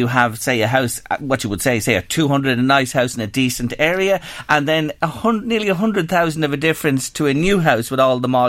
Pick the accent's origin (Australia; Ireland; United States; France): Ireland; as Irish people, we love to know how much our gaff is worth